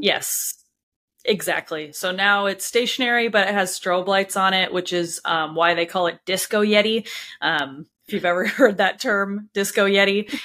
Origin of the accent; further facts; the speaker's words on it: Anaheim, California, United States; moved away; I grew up in Anaheim, California